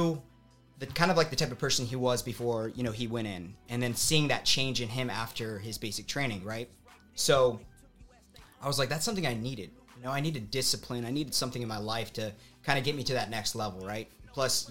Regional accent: Tucson, Arizona, United States; Born and raised in Tucson, Arizona

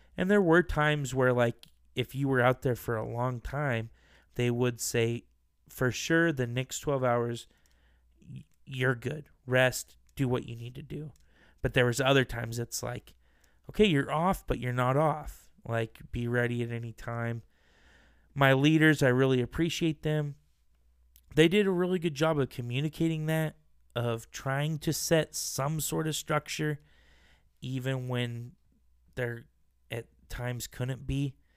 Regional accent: Boise, Idaho, United States; I'm from Boise, Idaho

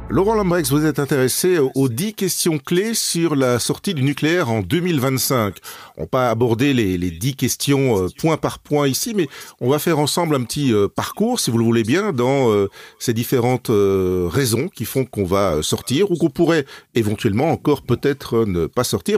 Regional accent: Belgium; chez nous en Belgique

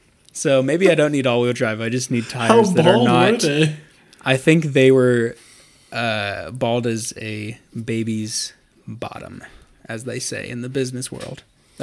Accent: Akron, Ohio, United States; as I am a kid from Akron... I need to make a prediction about the other kid from Akron, LeBron James.

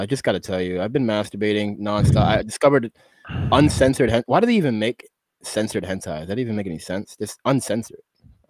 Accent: Boston, Massachusetts, United States; also born or lived in Syracuse, New York / Brockton, Massachusetts; now in Bellingham, United States; Originally Syracuse, New York. I was born. And then I moved to Boston for a greater part of my life.

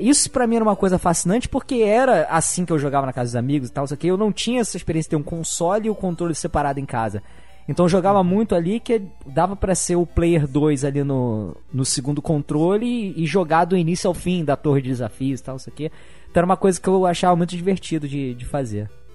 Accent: Rio de Janeiro, Brazil; eu sou da, da capital mesmo, Rio de Janeiro. Morei primeiro na, no bairro aqui da Zona Norte, Vila da Penha

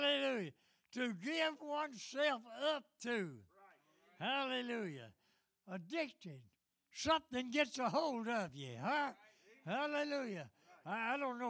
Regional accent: Nashville, Tennessee, United States; I was born in East Nashville and raised in the housing projects

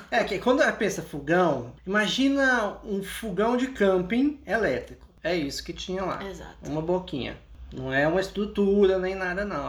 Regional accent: Goiânia, Goiás, Brazil; Eu cresci em Goiânia. Eu cresci em Goiânia.

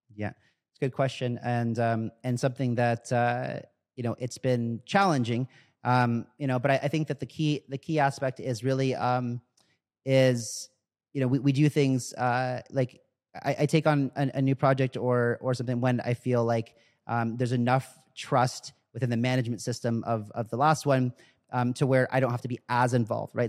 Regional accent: United States; I'm born in America, so I'm American.

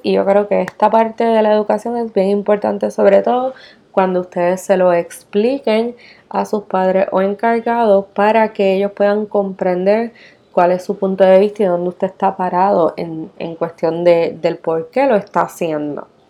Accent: Puerto Rico; nosotros que somos eh, bien puertorriqueños del arroz y la habichuela

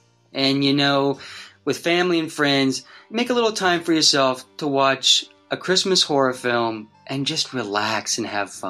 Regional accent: Wichita, Kansas, United States; my hometown of Wichita, Kansas. I was just like a little kid.

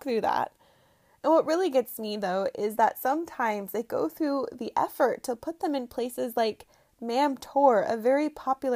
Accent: United States; moved away as an adult; now in England, United Kingdom; I'll probably come across sounding uber American

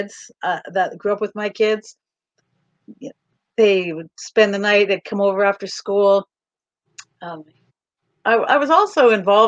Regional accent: Kamloops, British Columbia, Canada; also born or lived in Calgary; we moved from Calgary back to Kamloops, which is where I'm from.

